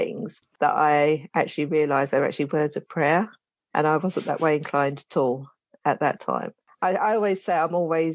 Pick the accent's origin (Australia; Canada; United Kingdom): United Kingdom; London; now in St Albans, United Kingdom; I'm originally from London, South London, the Elephant and Castle. That's where I'm originally from. And I moved to St. Albans many years ago.